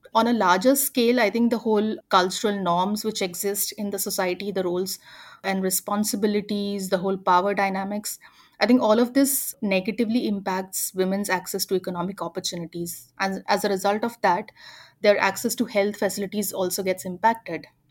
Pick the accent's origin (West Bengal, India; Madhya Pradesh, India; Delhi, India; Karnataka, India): Madhya Pradesh, India; near Indore; a city called Indore, which is closer to my hometown